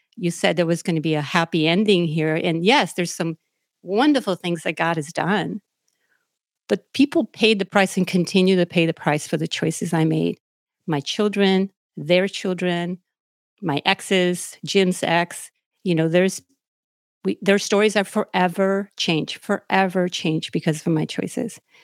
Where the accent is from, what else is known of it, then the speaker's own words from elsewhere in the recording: Naranjito, Puerto Rico; now in United States; I was born and raised in Naranjito, Puerto Rico, which is out in the middle of the mountains in Puerto Rico